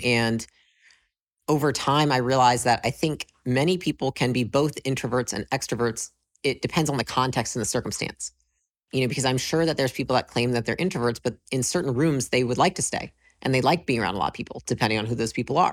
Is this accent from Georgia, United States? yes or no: no; Michigan, United States; moved away as an adult; I grew up in Michigan, uh, moved to California when I was about twenty